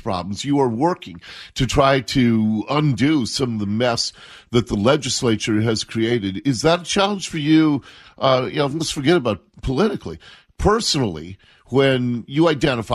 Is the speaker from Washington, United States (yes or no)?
yes; Seattle, Washington, United States; I grew up in Seattle. I was born and raised here